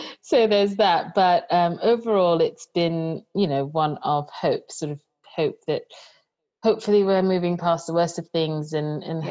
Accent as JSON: {"language": "English", "country": "Nigeria", "said": "being a Nigerian"}